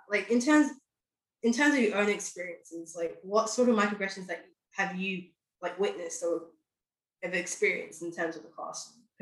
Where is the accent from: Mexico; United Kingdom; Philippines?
United Kingdom; London; Yes, I was born and raised in London, but I spoke like so my accent could be a number of different things.